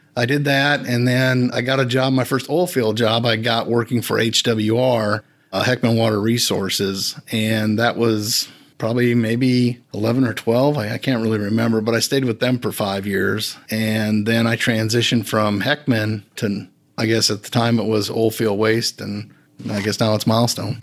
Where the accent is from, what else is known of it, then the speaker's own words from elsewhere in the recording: Wisconsin, United States; moved away as an adult; also born or lived in Houston, Texas; I'm from Wisconsin originally.